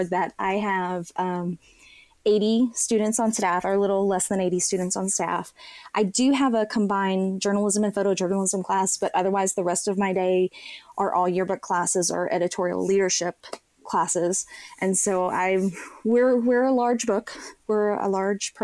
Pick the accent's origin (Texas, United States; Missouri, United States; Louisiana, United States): Texas, United States; McKinney; I am from McKinney, Texas